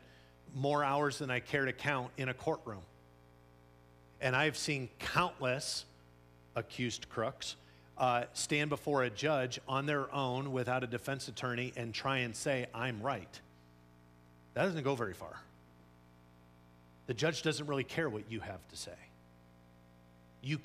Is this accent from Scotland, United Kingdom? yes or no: yes; Scotland, United Kingdom; I'm Scottish